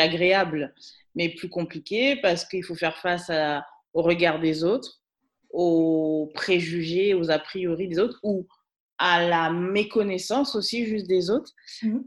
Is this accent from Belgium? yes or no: no; Guadeloupe; now in Paris region, France; je suis guadeloupéenne